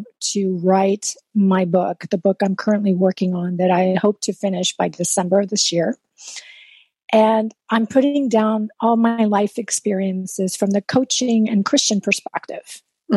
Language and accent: English; South Texas, United States; first language Spanish; English is a second language; I grew up in South Texas